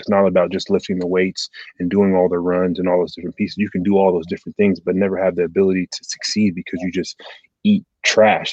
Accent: Portland, Oregon, United States; moved away as an adult; also born or lived in Nebraska / Detroit; born and raised in Portland, Oregon, to two immigrant parents.

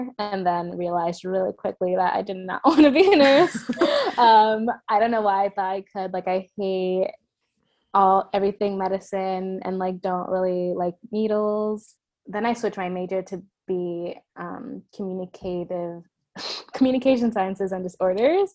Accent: New York City, New York, United States; also born or lived in Spanish Harlem, New York / Burlington, Vermont; Born and raised in New York. I was going to say born in the Bronx, but no, I was born in Spanish Harlem. But raised in the Bronx

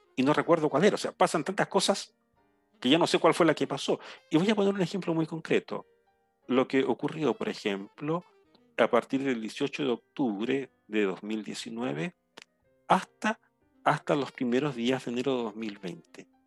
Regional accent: Chile; moved away; yo en este momento estoy en mi, en mi lugar natal, en mi pueblo, un área eh, rural, completamente rural.

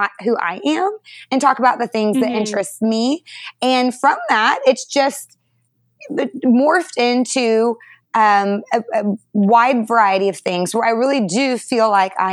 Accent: North Texas, United States; also born or lived in Detroit, Michigan; now in McKinney, Texas, United States; I grew up in North Texas

